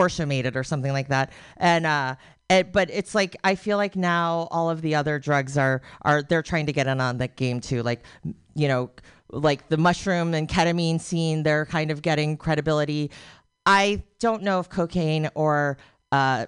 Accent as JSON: {"language": "English", "town": "Buffalo", "region": "New York", "country": "United States", "tie": "born or raised there", "said": "I was raised in Buffalo"}